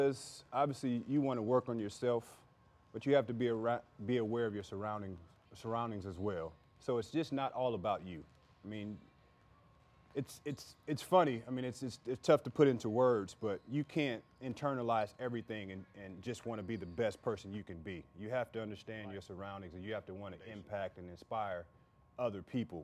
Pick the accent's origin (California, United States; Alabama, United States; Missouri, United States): Missouri, United States; St. Louis; we're from St. Louis